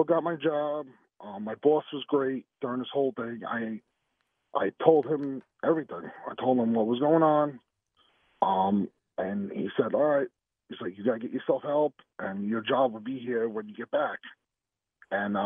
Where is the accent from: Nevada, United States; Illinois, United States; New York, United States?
New York, United States; I'm from New York